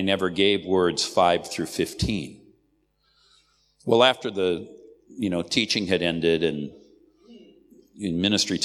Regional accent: United States; I'm an American

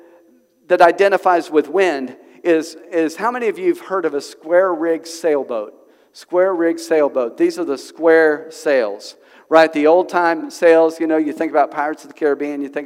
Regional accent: Oklahoma, United States; now in Springdale, United States; I'm from Oklahoma. So we have some wind in Oklahoma

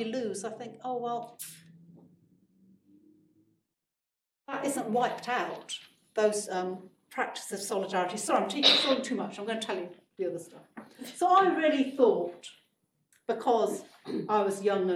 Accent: Leicester, East Midlands, United Kingdom; I grew up in Leicester

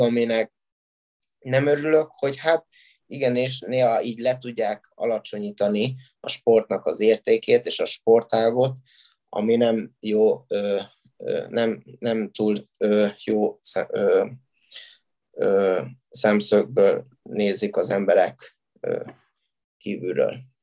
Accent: Miskolc, Borsod-Abaúj-Zemplén, Hungary; mert én Miskolci vagyok, méghozzá Diósgyőri gimnáziumban jártam

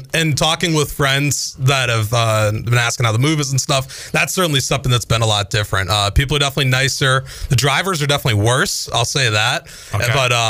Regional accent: Boston, Massachusetts, United States; moved away as an adult; also born or lived in Pennsylvania; now in Greenville, United States; I grew up in the Boston area

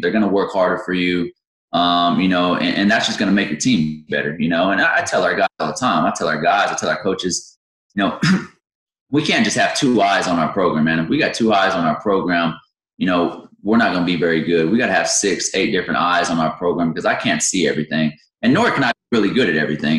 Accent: Victoria, Texas, United States; also born or lived in Yorktown, Texas; I grew up in Victoria. I was born and raised there.

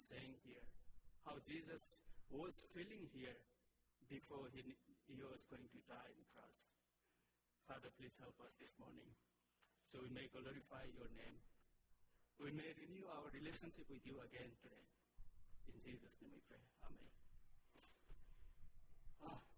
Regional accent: Nepal; moved away as an adult; I'm from Nepal

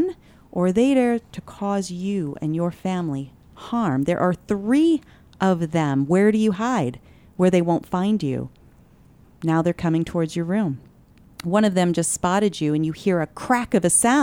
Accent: Cottonwood, Arizona, United States; I grew up in Cottonwood part of the time growing up

